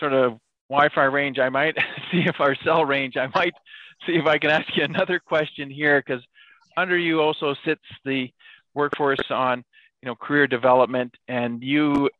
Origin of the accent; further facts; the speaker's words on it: Canada; being Canadian